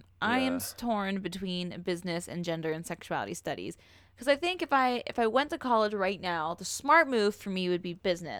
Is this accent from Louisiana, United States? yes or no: no; Los Angeles, California, United States; I think I would choose Los Angeles because I'm from Los Angeles.